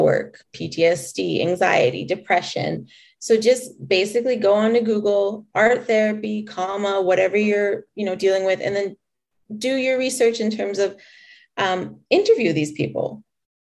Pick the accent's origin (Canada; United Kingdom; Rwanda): Canada; Calgary, Alberta; also born or lived in Lethbridge / Coaldale; I was born here in Canada, right here in Calgary, born and raised.